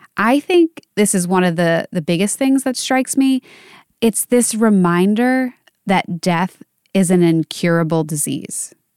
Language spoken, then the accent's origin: English; Pennsylvania, United States; For Kobe Bryant, he went to school in my hometown.